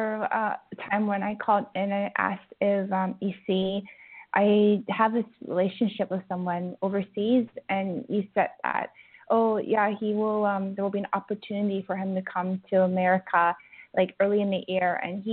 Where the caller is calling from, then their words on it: Vancouver, British Columbia, Canada; I'm calling from Vancouver.